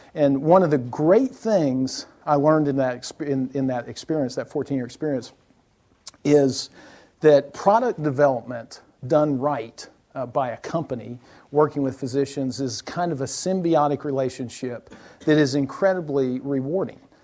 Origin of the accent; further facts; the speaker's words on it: South Alabama, United States; moved away; I was born in South Alabama